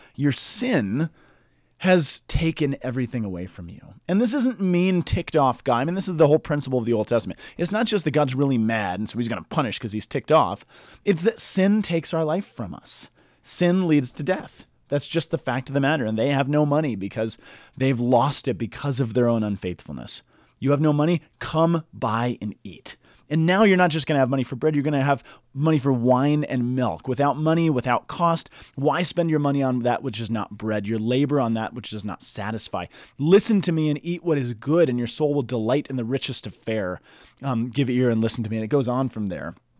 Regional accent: United States; I grew up in the Roman Catholic Church in the United States

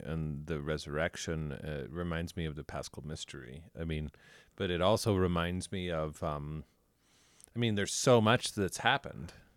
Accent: Denver, Colorado, United States; I grew up in Denver

